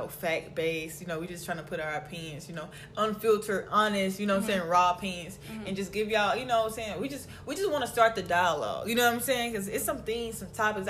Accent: Mississippi, United States; I'm from Mississippi.

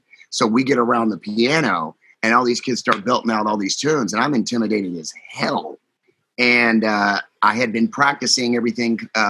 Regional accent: Houston, Texas, United States; It all started in Houston, Texas, where I'm at now, my hometown

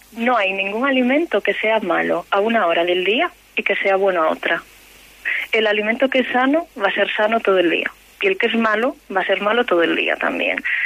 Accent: Galicia, Spain; Como buena gallega

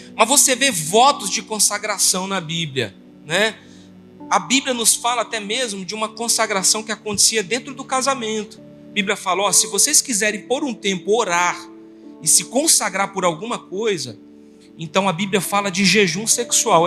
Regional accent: Brazil; a gente vive num país que tem o nosso jeito brasileiro

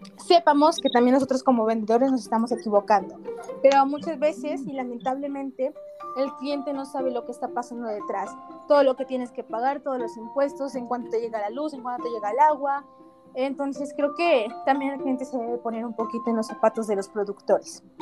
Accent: Mexico; somos mexicanos

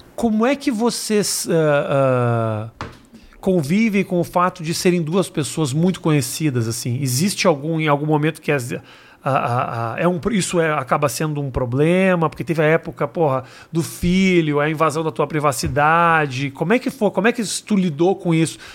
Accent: Brazil; sou brasileiro

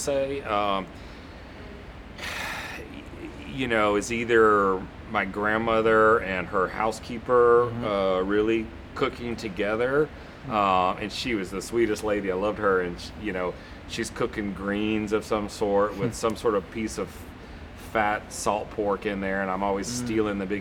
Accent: Texas, United States; moved away; also born or lived in Atlanta; growing up in Texas

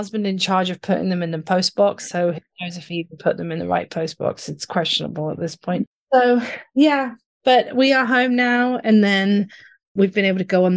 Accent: near the Hellfire Caves, South East England, United Kingdom; born or raised there; moved away

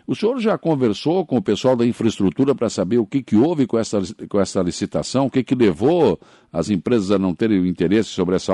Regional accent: Brazil; É, a nossa região aqui é tudo sempre mais difícil, mas nós somos brasileiros, a gente não desiste nunca.

